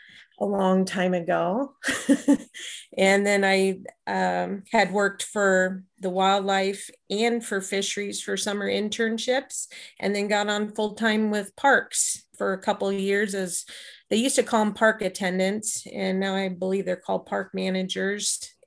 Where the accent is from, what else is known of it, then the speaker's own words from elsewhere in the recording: Southwest Iowa, United States; I'm originally from Southwest Iowa, and an officer retired in Taylor for the head Taylor in Adams County. So I transferred down here in 2008. So I've been down here for, it'll be 13 years.